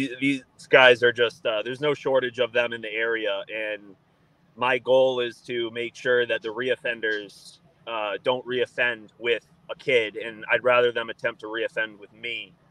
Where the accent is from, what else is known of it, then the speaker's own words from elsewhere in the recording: Massachusetts, United States; I'm from Central Mass. Yes.